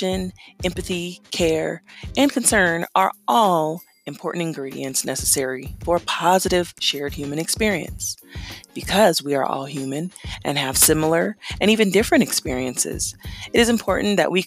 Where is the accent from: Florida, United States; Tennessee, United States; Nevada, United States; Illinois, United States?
Nevada, United States; Las Vegas; I'm from Las Vegas.